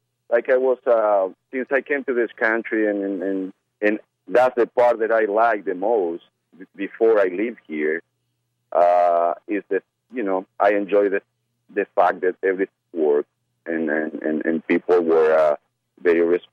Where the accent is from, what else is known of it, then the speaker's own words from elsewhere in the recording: Uruguay; also born or lived in Argentina / Brazil; now in United States; I come from Uruguay